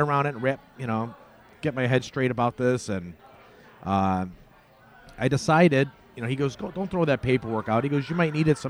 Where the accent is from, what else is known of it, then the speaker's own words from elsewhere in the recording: Oakland, California, United States; I grew up in Gerald's